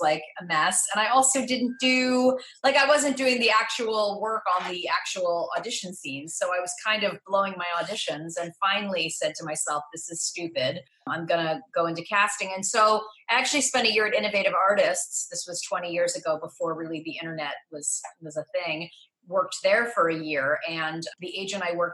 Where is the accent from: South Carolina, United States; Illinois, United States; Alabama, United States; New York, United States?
New York, United States; New York City; So I grew up in New York City and was a professional child actor from age 8 to 17